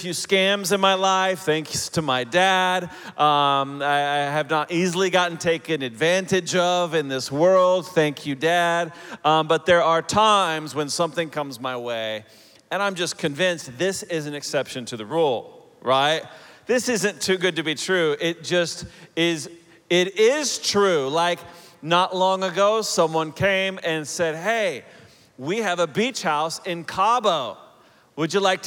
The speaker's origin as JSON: {"language": "English", "town": "Oklahoma City", "region": "Oklahoma", "country": "United States", "tie": "born or raised there", "also_born_or_lived": "Chicago area / Denver area", "moved": "yes", "lives_now": "Denver, United States", "said": "I'm originally from Oklahoma. I grew up in Oklahoma City"}